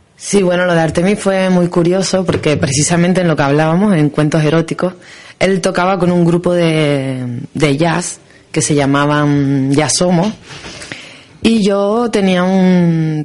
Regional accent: Canary Islands, Spain; somos los canarios

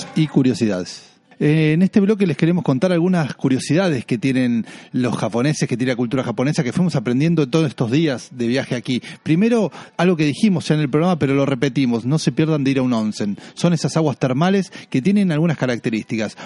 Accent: Argentina; para nosotros, los argentinos o los que hablamos español

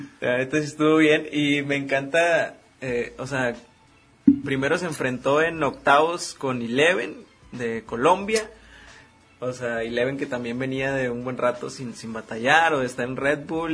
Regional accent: Mexico; como mexicanos que estamos orgullosos aquí

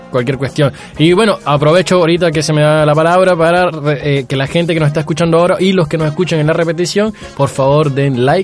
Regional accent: Venezuela; now in Concón, Chile; Venezuela. Ya, mi país de origen

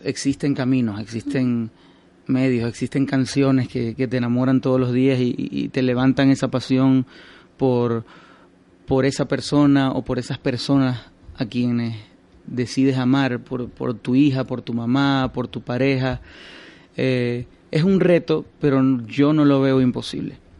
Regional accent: Maracaibo, Zulia, Venezuela; now in Madrid, Spain; Yo soy de Maracaibo

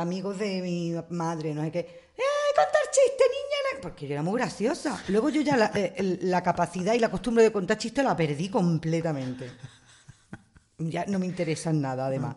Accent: Marbella, Andalusia, Spain; moved away; Y en mi pueblo, nosotros nos hemos criado con la tanque y su ballet.

